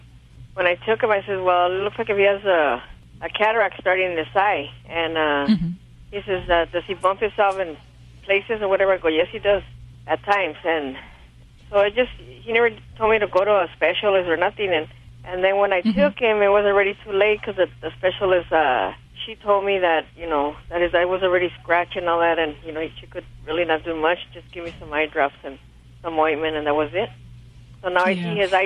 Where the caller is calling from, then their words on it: Montebello, California, United States; California, Montebello, California.